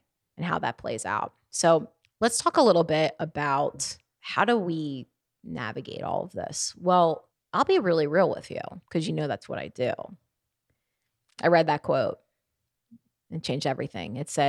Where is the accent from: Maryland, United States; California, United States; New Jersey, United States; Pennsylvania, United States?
Maryland, United States; Baltimore; I'm from up north. I'm from Baltimore, Maryland, and the Northeast.